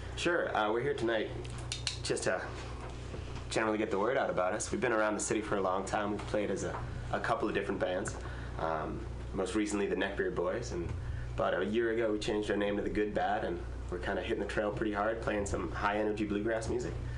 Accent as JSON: {"language": "English", "region": "Massachusetts", "country": "United States", "moved": "yes", "lives_now": "California, United States", "said": "I'm from Massachusetts."}